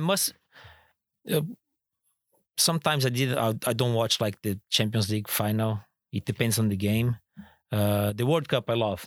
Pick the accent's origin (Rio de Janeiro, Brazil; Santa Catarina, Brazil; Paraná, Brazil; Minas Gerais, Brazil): Santa Catarina, Brazil; Florianópolis; moved away as an adult; also born or lived in Turkey / England; now in Singapore; my hometown, Florianópolis